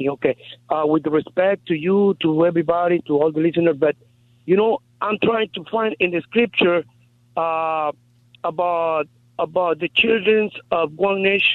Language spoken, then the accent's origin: English; Guatemala; moved away; I'm from Guatemala